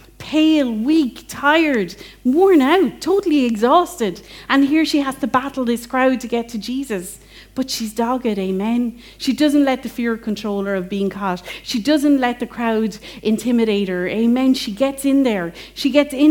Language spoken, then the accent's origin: English; England, United Kingdom; now in Ireland; as an English person that loves Jane Austen